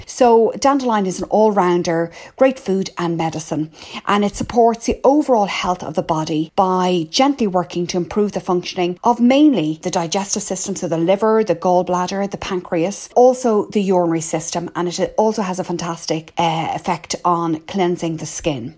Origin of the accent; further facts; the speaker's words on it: Ireland; also born or lived in Blackrock, County Dublin; I'm the Irish herbalist